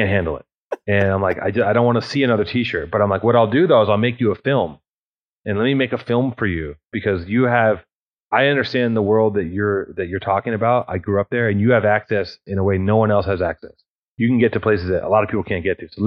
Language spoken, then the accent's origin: English; Los Angeles, California, United States; I grew up in Venice